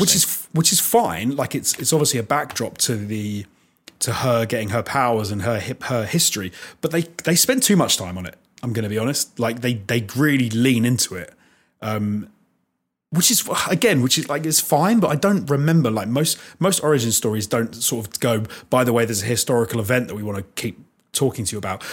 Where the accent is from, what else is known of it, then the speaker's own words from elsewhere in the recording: United Kingdom; As a Brit